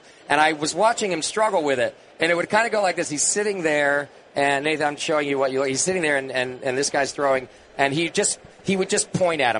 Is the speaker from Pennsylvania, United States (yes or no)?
no; California, United States; from my home state of California